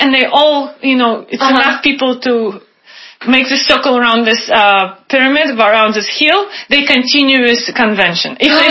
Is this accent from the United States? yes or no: no; Irkutsk, Irkutsk Oblast, Russia; moved away; So I came from Siberia, right? From Irkutsk. It's a bigger city.